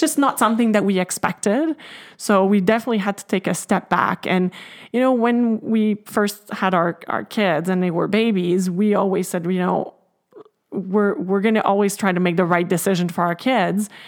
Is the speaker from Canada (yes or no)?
yes; Canada; I'm French Canadian myself